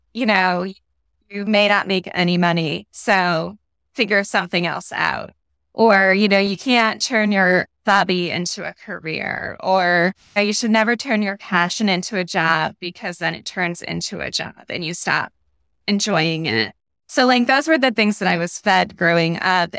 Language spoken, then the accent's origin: English; Connecticut, United States; now in Massachusetts, United States; I'm from New England. Grew up in Connecticut. Now live in Massachusetts